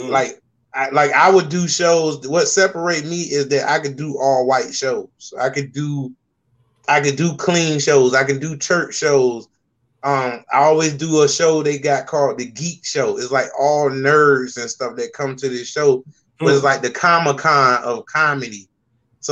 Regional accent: Norfolk, Virginia, United States; also born or lived in South Carolina; My dad was in the military, and I technically claim Norfolk, Virginia here, like born and raised.

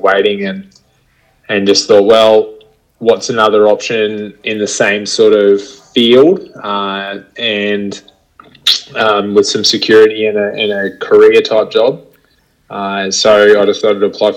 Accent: Bundaberg, Queensland, Australia; also born or lived in Brisbane; it was pretty simple existence growing up in Bundy

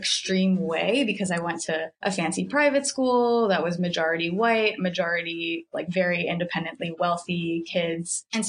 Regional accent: Philippines; also born or lived in Brooklyn, New York; now in New York City, United States; I'm originally from the Philippines. I was born overseas and then came here with my parents when I was about like 3 or 4. Grew up in New Jersey and yeah, now living in New York.

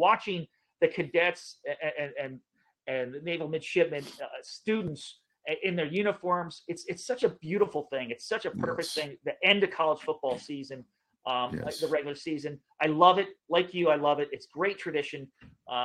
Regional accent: outside Philadelphia, Pennsylvania, United States; I grew up outside Philly

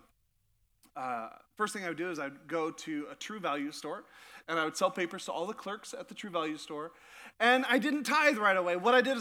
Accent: Sitka, Alaska, United States; I grew up in Sitka, Alaska, and I was about 9 years old

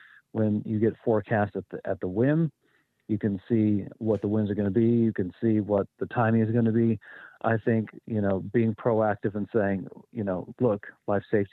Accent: western Kansas, United States; moved away; When I was a preteen, I would jump on our one-story house and watch thunderstorms come in western Kansas

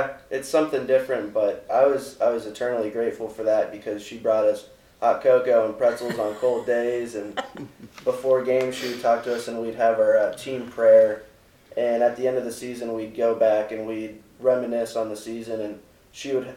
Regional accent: Akron, Ohio, United States; I'm from Akron, Ohio

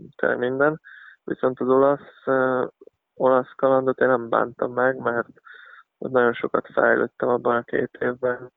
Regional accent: Szombathely, Vas, Hungary; én szombathelyen nőttem fel

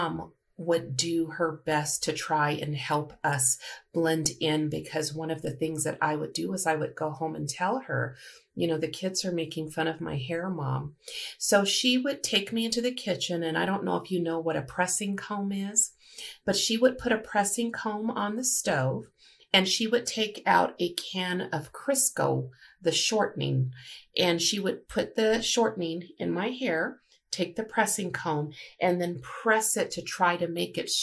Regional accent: Colorado, United States; I grew up in Colorado

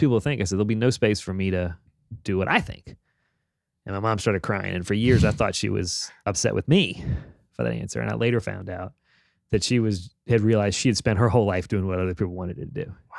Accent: Richmond, United States; I grew up here in Richmond, but I lived in every summer in Colorado, right on the Wyoming Colorado border with my grandparents.

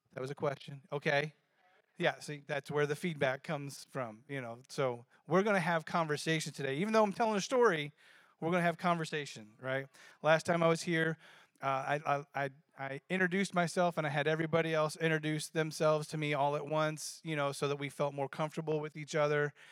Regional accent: Florida, United States; I grew up in Florida

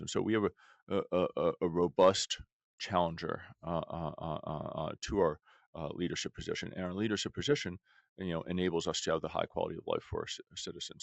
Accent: Washington, District of Columbia, United States; moved away as an adult; also born or lived in California; I grew up in Washington, D C

